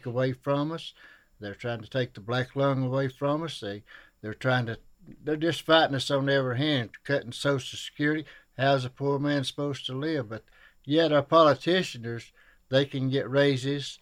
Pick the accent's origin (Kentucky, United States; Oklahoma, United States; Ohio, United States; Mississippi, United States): Kentucky, United States; Shelby Gap